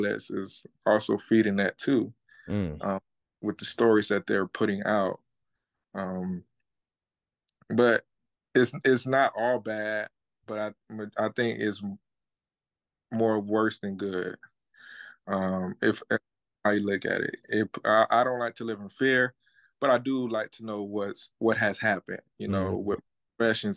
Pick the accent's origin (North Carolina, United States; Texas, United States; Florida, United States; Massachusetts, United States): Florida, United States; I'm from Florida too as well